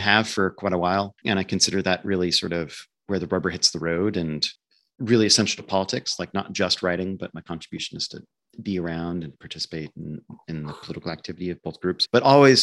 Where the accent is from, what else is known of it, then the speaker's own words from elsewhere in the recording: Nebraska, United States; I grew up in Nebraska, a rather conservative state in the middle of nowhere